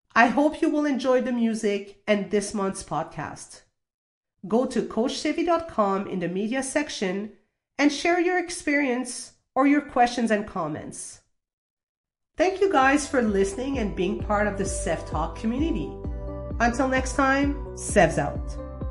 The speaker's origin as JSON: {"language": "English", "country": "Canada", "tie": "born or raised there", "also_born_or_lived": "Toulouse, France", "said": "I was born in Toulouse, France, and moved to Canada when I was six years old"}